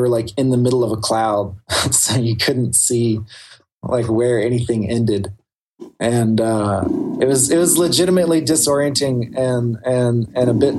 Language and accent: English; the South, United States; I'm from the South. I live in Appalachia